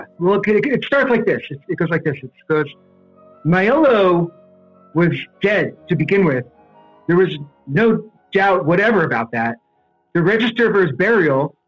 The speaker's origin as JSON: {"language": "English", "region": "New Jersey", "country": "United States", "tie": "born or raised there", "said": "I grew up right outside New York City"}